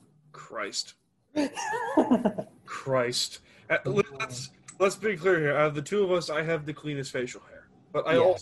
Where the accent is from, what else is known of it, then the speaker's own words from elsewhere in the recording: New York, United States; I'm a New Yorker